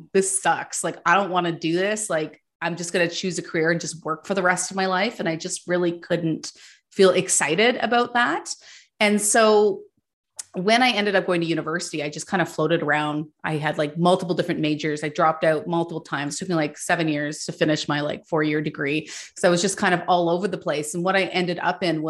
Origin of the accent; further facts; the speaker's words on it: Ottawa, Ontario, Canada; So I grew up in Ottawa, Ontario